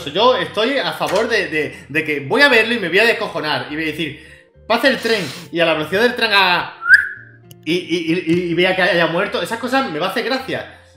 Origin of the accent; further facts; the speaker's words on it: Córdoba, Andalusia, Spain; De, Córdoba sin H. De Córdoba sin H, o sea, Córdoba